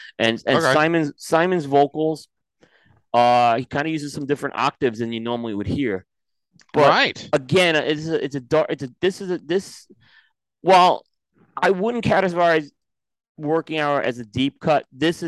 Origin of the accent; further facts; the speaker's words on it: New York, United States; growing up in New York